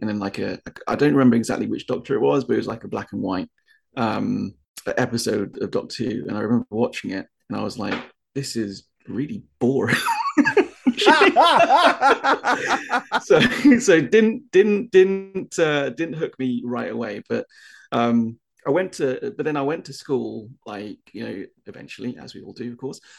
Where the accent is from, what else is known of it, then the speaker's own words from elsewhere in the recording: United Kingdom; moved away; being a Brit